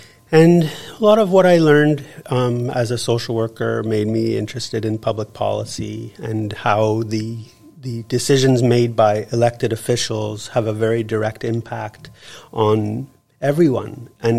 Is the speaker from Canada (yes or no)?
yes; Montreal, Quebec, Canada; moved away as an adult; now in Powell River, Canada; I grew up in Montreal. My father was a musician. My mother was a teacher. And came out to British Columbia to go for my master's program at SFU.